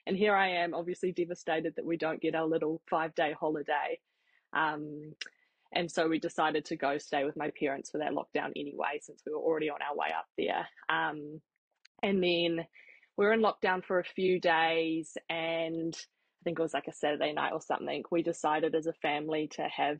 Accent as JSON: {"language": "English", "town": "Papakura", "region": "Auckland", "country": "New Zealand", "tie": "born or raised there", "also_born_or_lived": "Hamilton", "said": "we grew up born and bred in Papakura in South Auckland."}